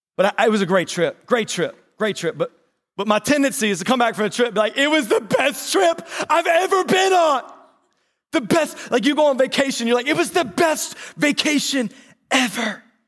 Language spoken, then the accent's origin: English; North Carolina, United States; accent: North Carolina; That was my North Carolina accent